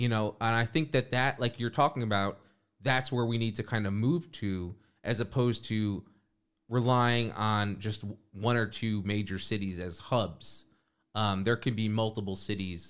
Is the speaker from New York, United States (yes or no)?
yes; New York, United States; I grew up in New York too.